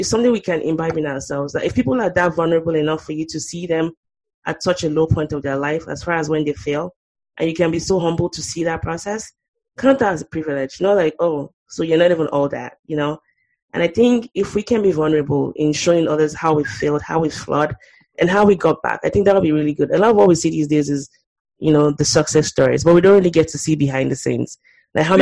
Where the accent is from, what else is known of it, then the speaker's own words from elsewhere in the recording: Nigeria; growing up in Nigeria